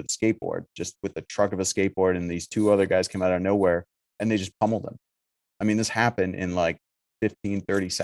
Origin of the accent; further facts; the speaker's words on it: Syracuse, New York, United States; I'm from Syracuse. So I grew up in a scene that was wildly different